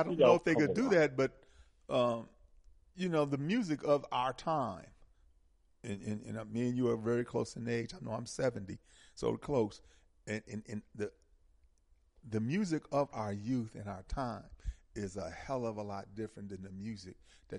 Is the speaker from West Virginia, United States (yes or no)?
no; Milwaukee, Wisconsin, United States; I'm from Milwaukee, and there were some cats that spoke Pig Latin.